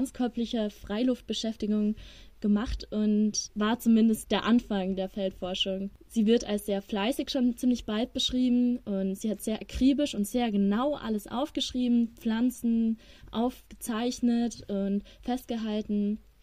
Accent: Ingolstadt, Bavaria, Germany; moved away as an adult; now in Regensburg, Germany; ich komme aus Ingolstadt

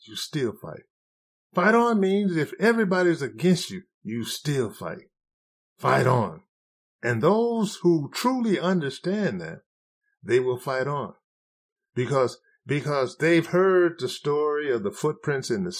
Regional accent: United States; being a black man growing up in America

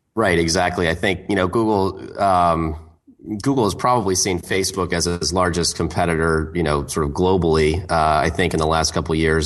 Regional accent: Portland, Oregon, United States; My hometown, Portland, Oregon

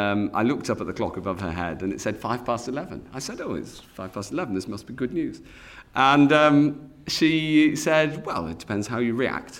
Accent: Cheshire, North West England, United Kingdom; I'm from Cheshire

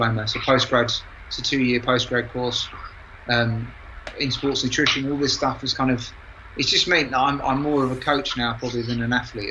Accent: London, United Kingdom; moved away; I'm from London.

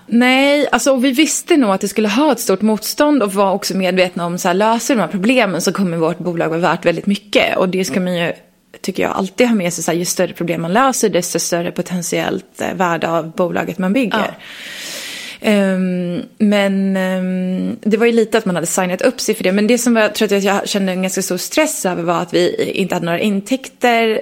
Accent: Leksand, Dalarna County, Sweden; jag är från Leksand

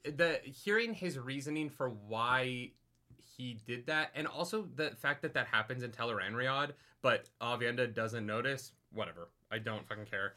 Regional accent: Calgary, Alberta, Canada; my hometown in Calgary

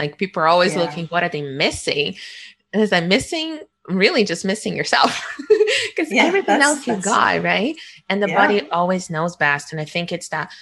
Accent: Rio de Janeiro, Brazil; moved away; I was born in Rio

